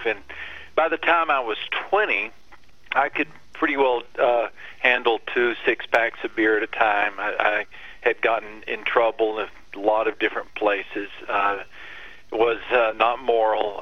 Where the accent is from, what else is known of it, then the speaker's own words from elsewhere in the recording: West Texas, United States; I grew up in West Texas.